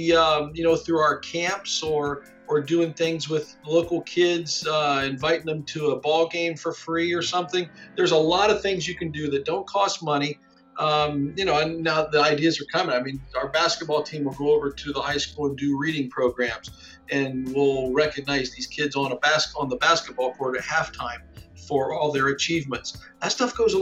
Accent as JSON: {"language": "English", "town": "Ada", "region": "Ohio", "country": "United States", "tie": "born or raised there", "said": "I grew up here in Ada, and my family is multi-generation Ada."}